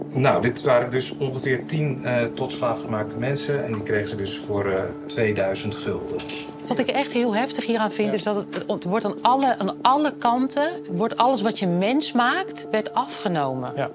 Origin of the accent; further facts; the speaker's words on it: Netherlands; geboren en getogen in Nederland